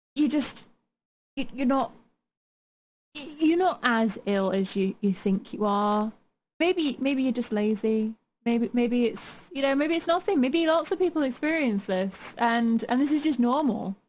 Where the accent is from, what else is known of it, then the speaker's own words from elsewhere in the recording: United Kingdom; as a Brit